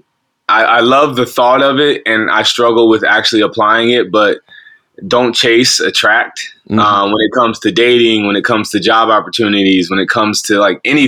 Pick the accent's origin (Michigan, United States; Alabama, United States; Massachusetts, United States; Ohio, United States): Ohio, United States; Columbus; I'm born and raised in Columbus, Ohio. I've been here for, I'm 30 years old